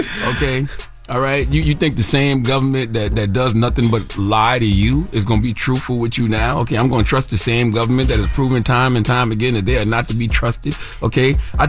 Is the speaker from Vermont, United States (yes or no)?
no; South Carolina, United States; Yeah, of course. I'm from South Carolina.